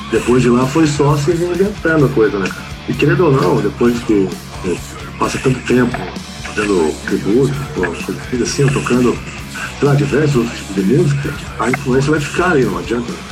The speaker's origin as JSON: {"language": "Portuguese", "country": "Brazil", "first_language": "Portuguese", "said": "nós somos brasileiros"}